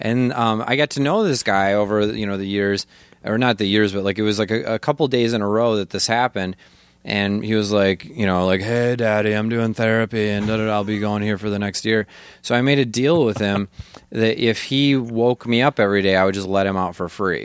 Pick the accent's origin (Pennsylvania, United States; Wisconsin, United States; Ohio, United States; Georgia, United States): Wisconsin, United States; Janesville; I'm from Janesville, Wisconsin. Like, we, I think we had, I know I'm not kidding, I think we had twenty black people in our town when I grew up.